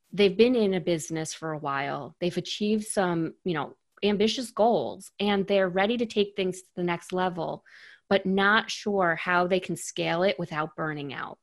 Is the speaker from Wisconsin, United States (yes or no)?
no; New York, United States; I'm born and raised in New York.